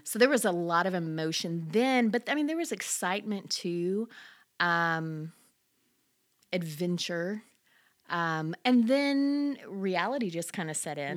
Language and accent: English; Louisiana, United States; moved away; I'm originally from Louisiana